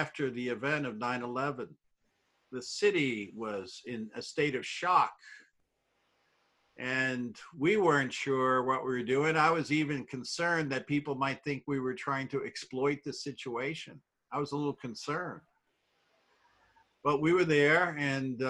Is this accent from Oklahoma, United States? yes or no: no; New York, United States; I grew up in New York